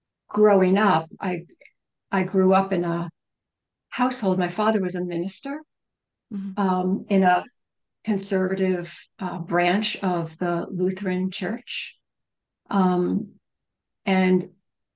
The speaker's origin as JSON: {"language": "English", "country": "United States", "said": "I am a Western, I'm an American"}